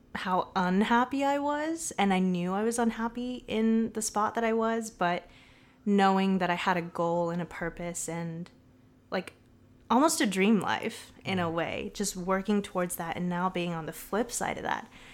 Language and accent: English; Southern California, United States; also born or lived in Boston / Los Angeles; now in San Francisco Bay Area, United States; I'm from Southern California. born and raised.